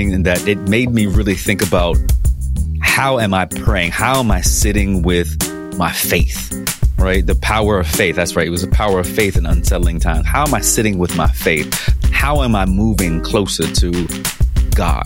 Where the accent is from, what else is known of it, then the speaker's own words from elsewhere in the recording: Tidewater, Virginia, United States; We are both Tidewater boys